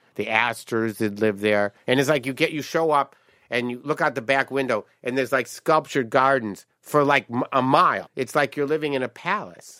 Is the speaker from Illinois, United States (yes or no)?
no; Detroit, Michigan, United States; moved away; I came from Detroit